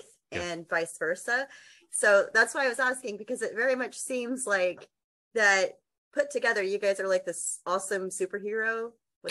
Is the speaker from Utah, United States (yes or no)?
no; Texas, United States; I'm from Texas